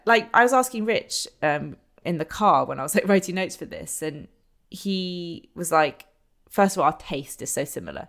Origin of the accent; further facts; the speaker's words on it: London, United Kingdom; Growing up in London